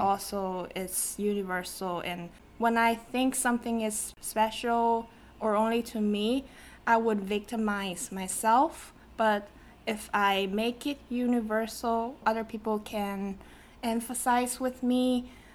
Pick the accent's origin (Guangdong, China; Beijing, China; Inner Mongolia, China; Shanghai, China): Guangdong, China; Shenzhen; English is a second language; moved away as an adult; also born or lived in Seattle, Washington; now in United States; I was born in Shenzhen, China, and I grew up there